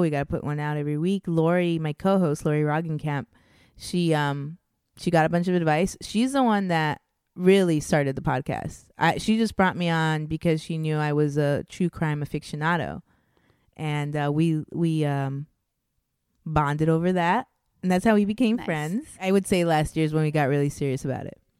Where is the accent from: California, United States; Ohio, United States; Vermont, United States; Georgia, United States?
California, United States; Anaheim; also born or lived in Orange, California / Miami / Victorville, California / Homeland, California; I was born in Orange, California, and then I grew up until I was 12 in Anaheim, California. So I'm an Orange County girl at heart